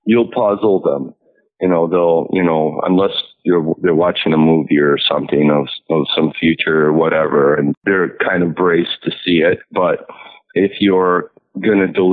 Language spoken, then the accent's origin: English; New York City, New York, United States; also born or lived in Manhattan; I used to live in New York City when I was growing up. I grew up in Queens